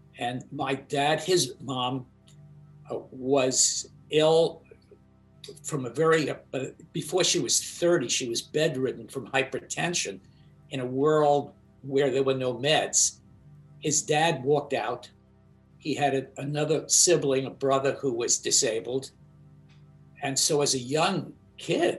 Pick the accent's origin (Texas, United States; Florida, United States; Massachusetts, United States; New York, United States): New York, United States; New York City; I grew up in Brooklyn